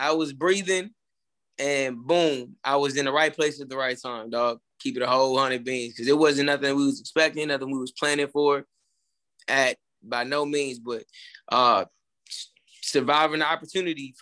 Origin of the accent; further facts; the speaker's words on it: Atlanta, Georgia, United States; moved away as an adult; now in Houston, United States; I'm in Texas. I'm located in Texas. I'm from Atlanta originally